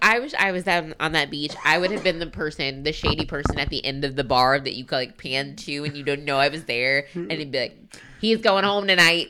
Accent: United States; we're American

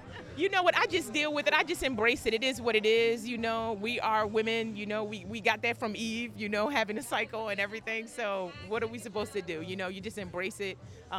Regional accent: Philadelphia, Pennsylvania, United States; also born or lived in New York / Harlem; now in Los Angeles, United States; I'm originally from Philadelphia, yeah, and I just moved here from New York, so I'm bi-coastal at this point.

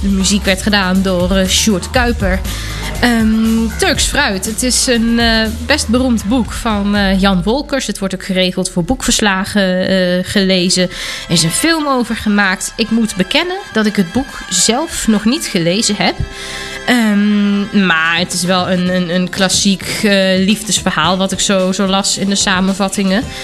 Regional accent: Germany; moved away; kom ik uit Duitsland

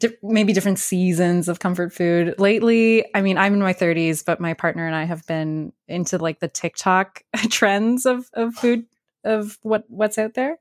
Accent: New Brunswick, Canada; I grew up in New Brunswick

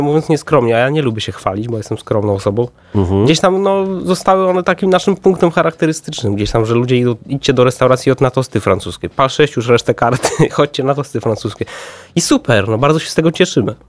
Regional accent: Warsaw, Masovian Voivodeship, Poland; ja się wychowałem na Starym Żoliborzu, tam 12 lat chodziłem do szkoły muzycznej

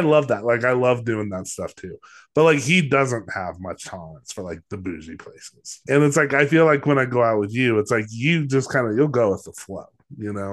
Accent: Los Alamos, New Mexico, United States; I'm from Los Alamos

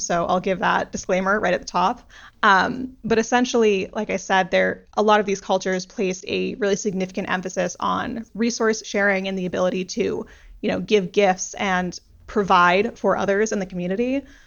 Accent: United States; as an American

